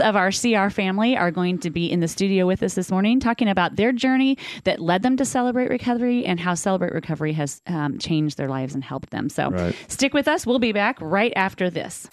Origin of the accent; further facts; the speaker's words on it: Covington, United States; also born or lived in Danville / Catlin, Illinois; my family moved to Covington. I lived on 3rd Street in Covington, grew up